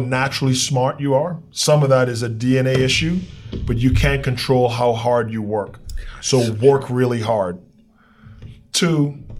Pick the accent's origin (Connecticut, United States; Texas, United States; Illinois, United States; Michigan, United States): Texas, United States; I'm a Texan